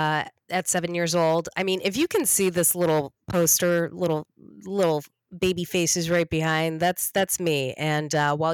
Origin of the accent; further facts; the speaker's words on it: Los Angeles, California, United States; I'm a straight up LA native. I even was born at Cedar Sinai